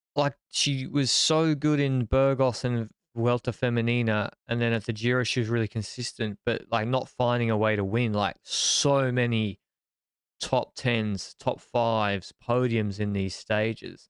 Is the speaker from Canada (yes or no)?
no; Australia; I'm a Australian